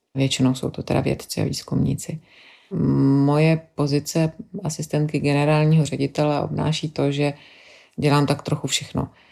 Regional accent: Czechia; moved away as an adult; also born or lived in London; now in Belgium; na Čechy, kde jsem vyrůstala, kde mám vzpomínky na dětství

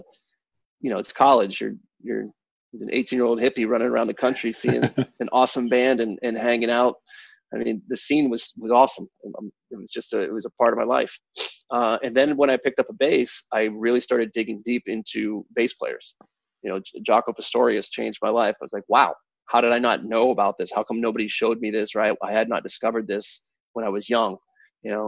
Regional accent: Kalamazoo, Michigan, United States; also born or lived in Pittsburgh, Pennsylvania; when I moved from Pittsburgh, where my entire family moved, up to Michigan

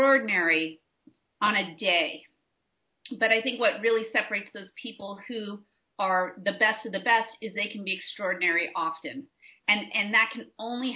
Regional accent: San Francisco Bay Area, California, United States; I'm from the San Francisco Bay Area, so when I was researching graduate schools, it just so happens that the school that was the best fit for doing applied sports psychology was right here in the Bay Area, 20 minutes from where I grew up

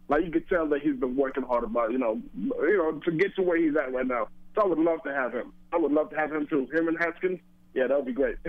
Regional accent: Columbus, Ohio, United States; I'm from Columbus, Ohio.

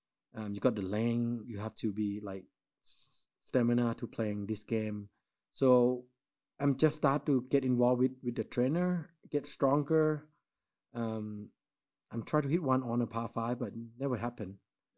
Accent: Thailand; English is a second language; Because I seen McDonald's when I growing up in Thailand.

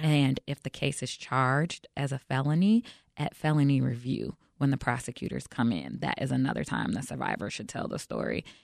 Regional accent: Chicago, Illinois, United States; I'm born and raised in Chicago

